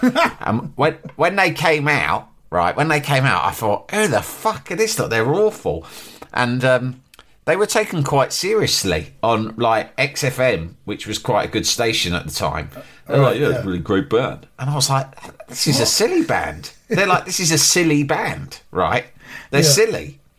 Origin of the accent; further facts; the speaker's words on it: Leeds, Yorkshire and the Humber, United Kingdom; It's like, I'm from Leeds, mate.